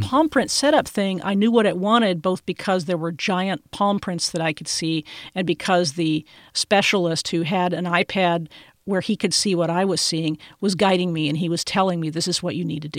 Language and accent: English; Austin, Texas, United States; here in my hometown, Austin, Texas